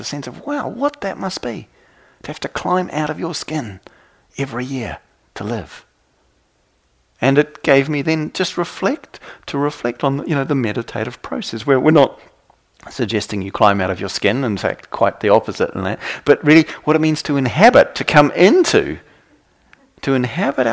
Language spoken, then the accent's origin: English; New Zealand; I come from New Zealand